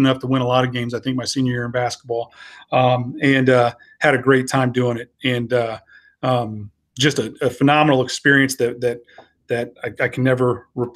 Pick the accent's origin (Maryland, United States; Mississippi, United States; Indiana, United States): Indiana, United States; Franklin; born or raised there